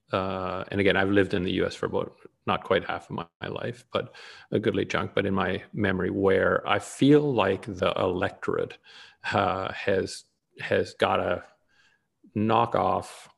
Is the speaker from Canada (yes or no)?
yes; Canada; now in United States; I may be Canadian by birth. I'm both an American and a Canadian citizen at this point.